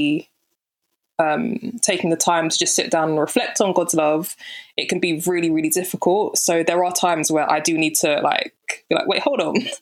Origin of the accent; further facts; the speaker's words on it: London, United Kingdom; Born and raised in London, Southeast London to be specific